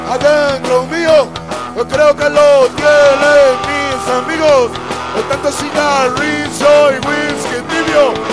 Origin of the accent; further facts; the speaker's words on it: San Fernando and Tigre, Buenos Aires Province, Argentina; nosotros somos de San Fernando y de Tigre.